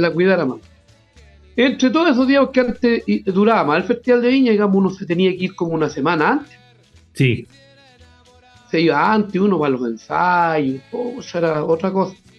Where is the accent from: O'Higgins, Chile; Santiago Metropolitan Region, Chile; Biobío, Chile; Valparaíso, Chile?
Biobío, Chile; Monte Águila; yo soy de Monte Águila, soy del campo